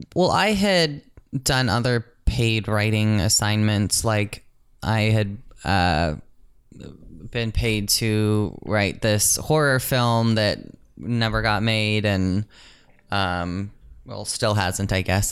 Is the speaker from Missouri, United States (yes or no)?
yes; St. Louis, Missouri, United States; now in Los Angeles, United States; I'm from Saint Louis